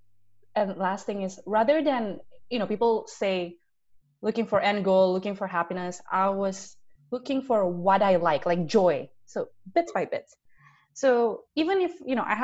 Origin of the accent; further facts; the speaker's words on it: Indonesia; we grew up in Indonesia. We saw how our country progressed